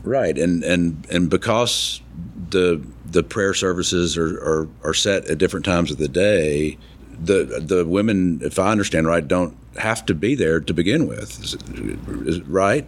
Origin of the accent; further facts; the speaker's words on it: Tuscaloosa, Alabama, United States; I'm from Alabama, grew up in Tuscaloosa